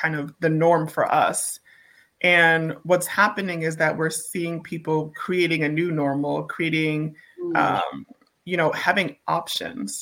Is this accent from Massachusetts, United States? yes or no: yes; Boston, Massachusetts, United States; growing up in Boston